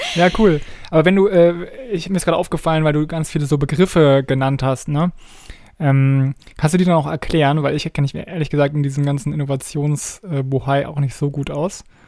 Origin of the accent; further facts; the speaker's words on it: Germany; bei uns in Deutschland